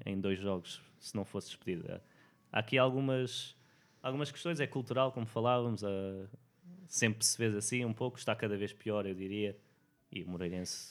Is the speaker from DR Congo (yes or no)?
no; Portugal; moved away as an adult; sendo português lá nos Estados Unidos